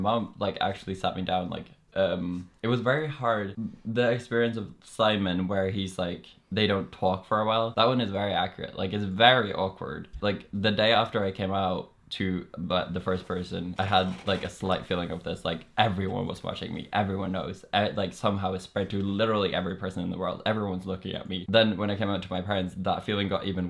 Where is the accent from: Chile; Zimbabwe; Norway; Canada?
Norway; accent: Norwegian